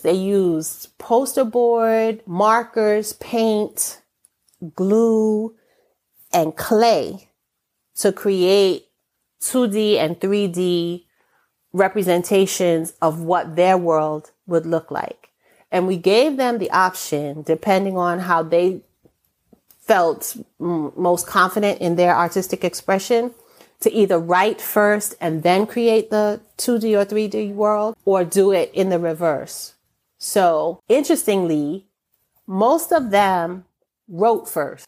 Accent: United States; I am an American born person with an American passport

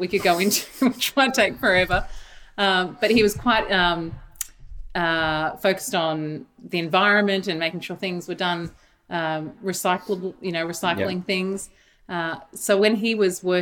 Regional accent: Brisbane, Queensland, Australia; Queenslander through and through. I grew up in Brisbane.

